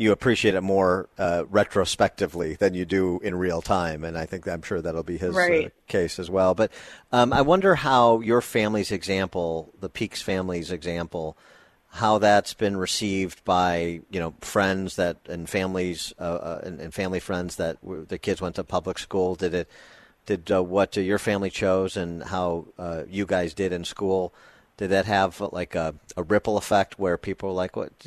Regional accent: Chicago, Illinois, United States; in Chicago, my hometown

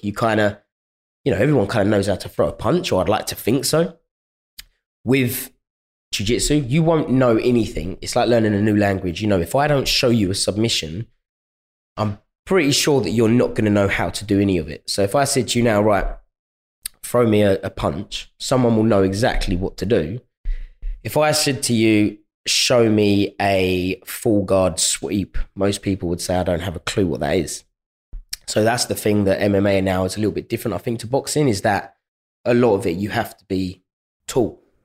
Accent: London, United Kingdom; my hometown

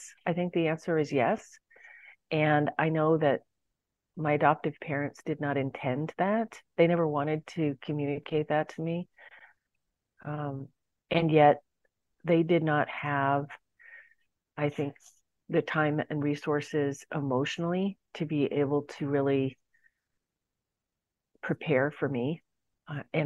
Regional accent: San Francisco, California, United States; I was born in San Francisco

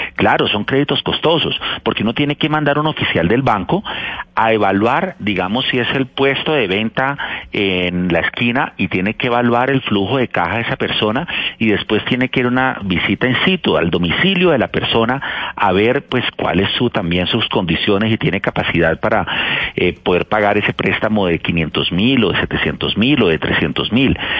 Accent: Cali, Valle del Cauca, Colombia; Yo soy de Cali

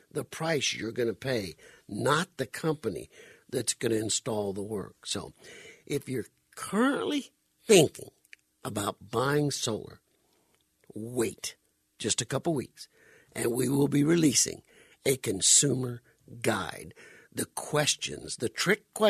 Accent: Phoenix, Arizona, United States; also born or lived in South Louisiana; I grew up pretty much here in Arizona, moved here when I was 10 years old back in 1966, and born and raised in South Louisiana, but pretty much grew up right here in the Valley of the Sun

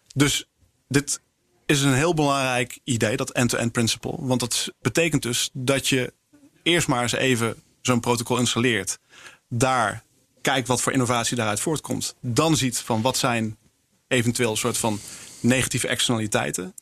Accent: Netherlands; als Nederlanders en als Europeanen

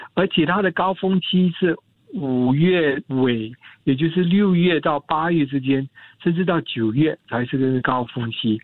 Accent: Singapore; 我们新加坡人

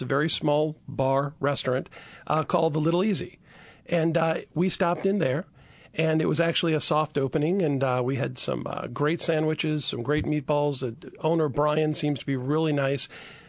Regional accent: Chalmette, Louisiana, United States; now in New Orleans, United States; Well, now, originally, I am from the parish. I am from Chalmette.

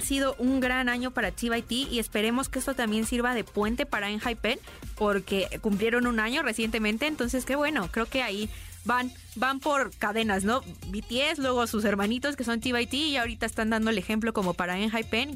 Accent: Mexico; nosotros como mexicanos

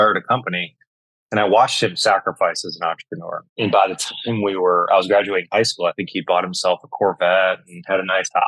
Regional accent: Michigan, United States; I grew up and was born and raised in Michigan

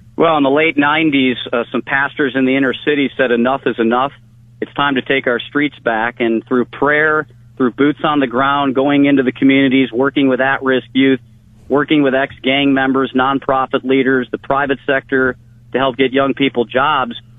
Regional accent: Olmsted Falls, Ohio, United States; also born or lived in Cleveland, Ohio; I was born in Cleveland, Ohio. I was raised in Olmsted Falls.

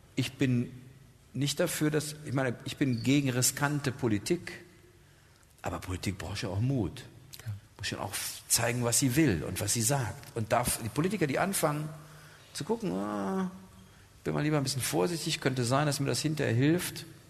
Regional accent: Germany; Wir als Deutsche

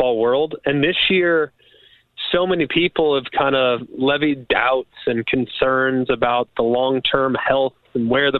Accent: Los Angeles, California, United States; now in Birmingham, United States; I'm originally from Los Angeles, California

